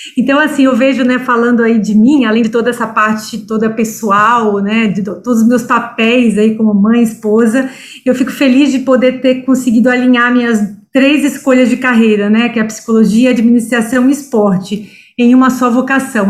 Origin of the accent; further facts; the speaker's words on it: Espírito Santo, Brazil; moved away as an adult; now in São Paulo, Brazil; eu sou capixaba, né? A, a, a, minha família toda mora lá, né? Pai, mãe, irmãos. Mas eu já estou em São Paulo há 25 anos.